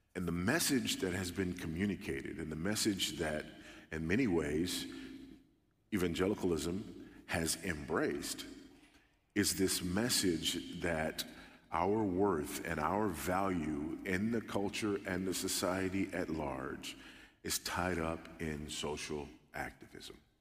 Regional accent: California, United States; now in Texas, United States; I'm a Californian by birth, but a Texan by the grace of God

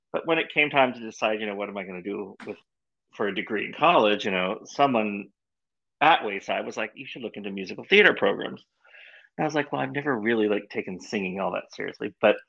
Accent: Winchester, Virginia, United States; moved away as an adult; I'm from Winchester.

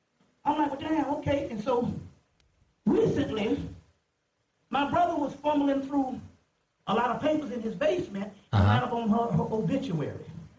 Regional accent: Mullins, South Carolina, United States; I'm from Mullins. Mullins is 6,000 strong.

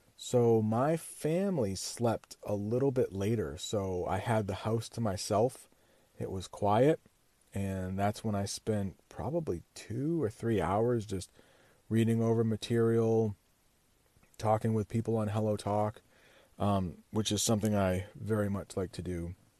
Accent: United States; I'm an American

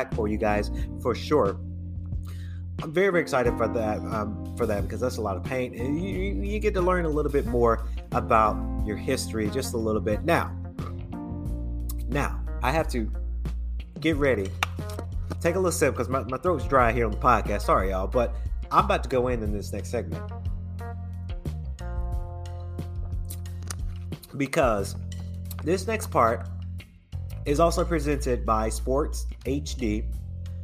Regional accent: Macon, Georgia, United States; also born or lived in Atlanta, Georgia; originally I was born in Macon, Georgia. But I like to say I'm from Atlanta because, number one, Atlanta changed my life.

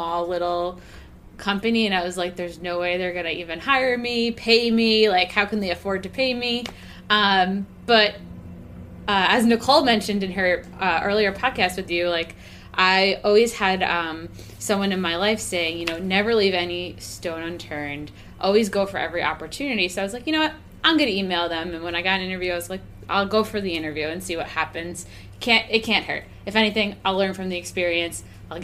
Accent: Long Island, New York, United States; I grew up on Long Island

